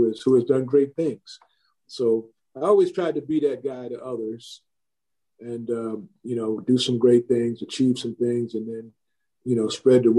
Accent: Long Island, New York, United States; I grew up on Long Island

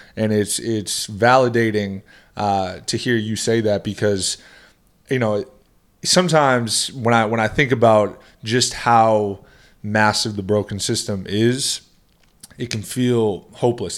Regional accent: Boston, Massachusetts, United States; growing up in the Boston area

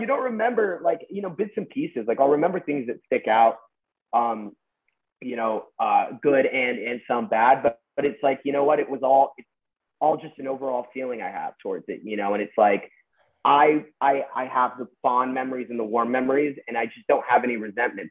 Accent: Westlake Village, California, United States; I grew up in Westlake Village and so pretty normal suburban yeah. upbringing.

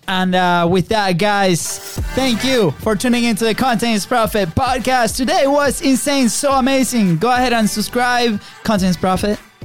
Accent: Venezuela; now in United States; we're from Venezuela, right? So we're you know same thing, South America, third world country

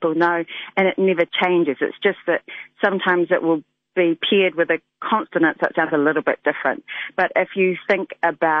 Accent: Christchurch, Canterbury, New Zealand; I grew up in Christchurch.

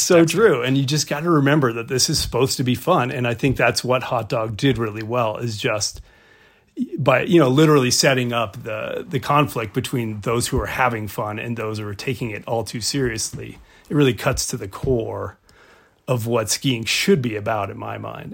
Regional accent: Mississippi, United States; now in Jackson Hole, United States; I grew up in Mississippi.

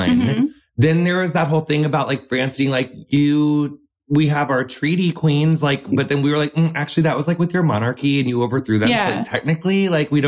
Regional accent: Midwest, United States; growing up in the cornfields of the Midwest

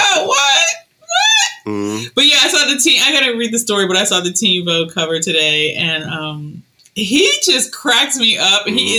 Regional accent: New York City, New York, United States; I'm from Queens.

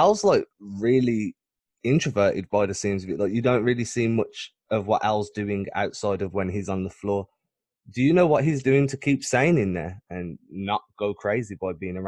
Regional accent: Birmingham, West Midlands, United Kingdom; I'm not from London. I'm quite far away. Where I am, nobody speaks like that.

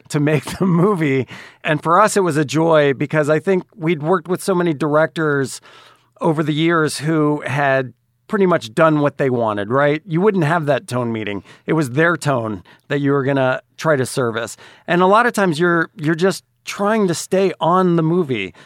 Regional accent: Dallas, Texas, United States; moved away; also born or lived in Atlanta; I grew up in Dallas, Texas

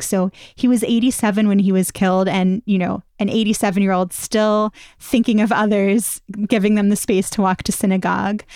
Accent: Pittsburgh, Pennsylvania, United States; I grew up in the Tree of Life synagogue.

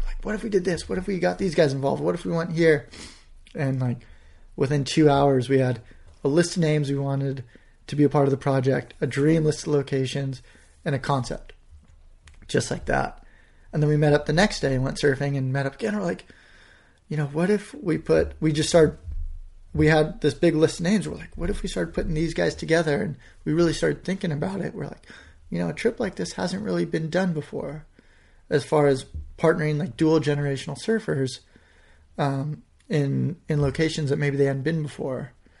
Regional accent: California, United States; I'm like, "I'm a friend of Phil's. I'm from California."

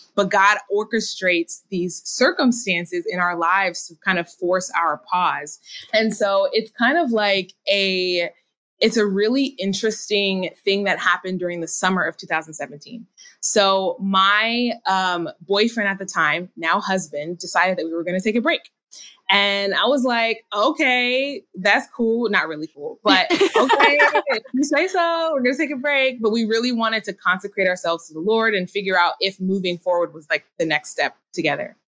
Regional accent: Minnesota, United States; moved away; also born or lived in California / North Carolina; I grew up in Minnesota, so we eventually made our way back

